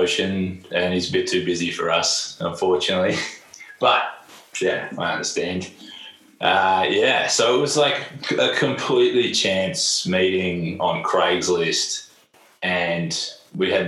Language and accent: English; Melbourne, Victoria, Australia; moved away as an adult; also born or lived in Berlin, Germany; I grew up in Melbourne, always played music in Melbourne